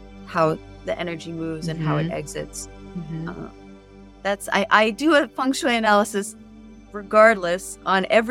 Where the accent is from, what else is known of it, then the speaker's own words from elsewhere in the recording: New York City, New York, United States; now in San Diego, United States; I come from New York City